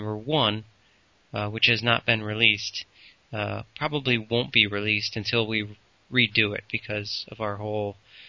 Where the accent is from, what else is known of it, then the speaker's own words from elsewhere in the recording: Peru, Illinois, United States; we grew up in Peru